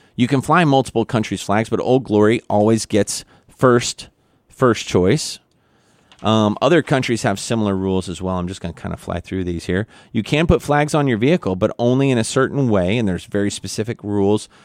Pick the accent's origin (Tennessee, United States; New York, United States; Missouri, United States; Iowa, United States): Missouri, United States; Independence; Good old President Harry S. Truman from my hometown